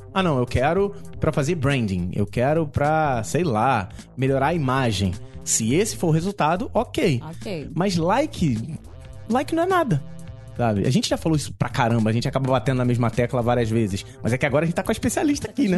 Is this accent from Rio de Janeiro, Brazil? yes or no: yes; Rio de Janeiro, Brazil; Eu sou do Rio de Janeiro